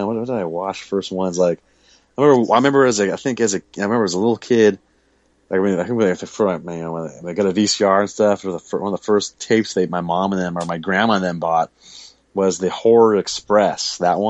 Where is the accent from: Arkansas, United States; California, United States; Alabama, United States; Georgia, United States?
California, United States; San Diego; I was born here in San Diego. Born here.